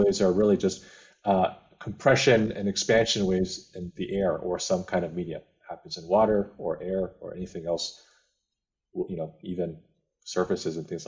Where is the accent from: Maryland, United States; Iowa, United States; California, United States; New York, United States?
California, United States; Bay Area; I grew up in the Bay Area, California